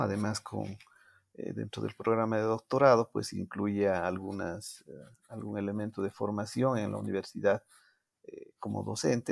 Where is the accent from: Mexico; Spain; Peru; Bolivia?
Bolivia; first language Spanish; Yo nunca pensé dar una conferencia como boliviano, representando a mi país